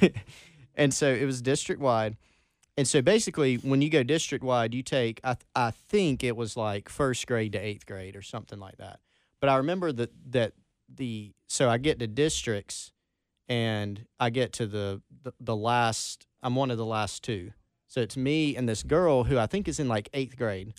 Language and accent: English; Belton, South Carolina, United States; accent: Belton; also born or lived in Anderson; my accent from Belton